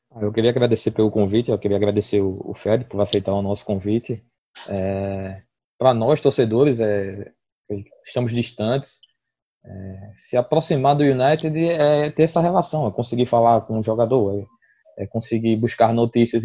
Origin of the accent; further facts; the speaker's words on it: Brazil; a gente como brasileiro